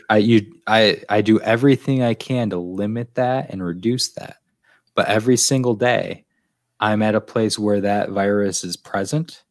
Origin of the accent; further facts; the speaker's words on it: Finger Lakes, New York, United States; now in New York City, United States; I'm from the Finger Lakes